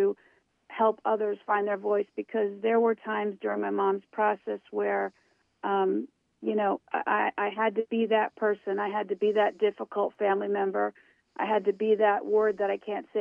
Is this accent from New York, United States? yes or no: yes; New York, United States; I am from New York State. I was born about a half hour north of the city.